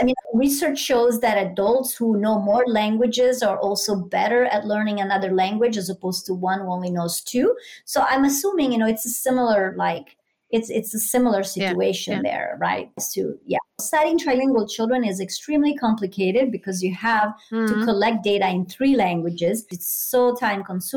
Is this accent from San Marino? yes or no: yes; San Marino; first language Italian; English is a second language; moved away as an adult; now in United States; I grew up monolingual and in a small town. Actually, I'm from San Marino, so even a really like small country.